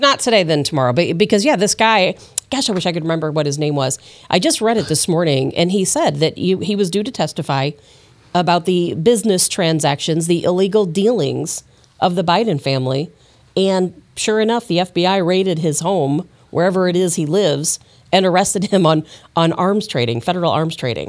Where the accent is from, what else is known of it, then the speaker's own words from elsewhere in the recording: Chicago, Illinois, United States; now in St. Louis, United States; I'm used to Saint Louis stuff, you know, and I, I grew up in Chicago